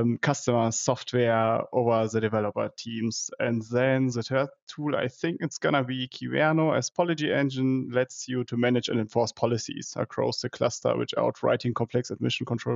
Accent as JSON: {"language": "English", "country": "Germany", "also_born_or_lived": "Dortmund", "said": "I'm from Germany, living in Dortmund"}